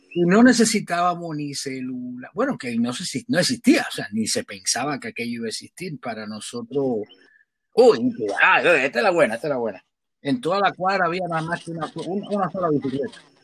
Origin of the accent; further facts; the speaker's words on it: Havana, Cuba; moved away as an adult; also born or lived in Europe; now in Chicago, United States; Yo soy originalmente de La Habana, de la capital. Ahí nací y me crié.